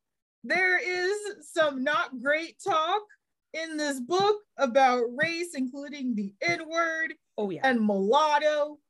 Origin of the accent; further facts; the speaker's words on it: North Texas, United States; I grew up in North Texas.